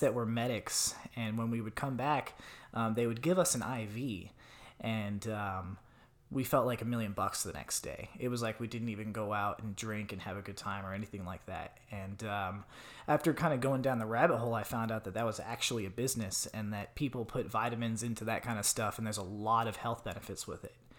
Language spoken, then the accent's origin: English; Tucson, Arizona, United States; moved away as an adult; I grew up in Tucson, Arizona